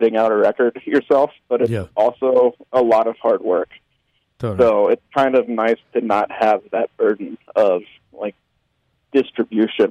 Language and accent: English; Memphis, Tennessee, United States; I grew up in Memphis.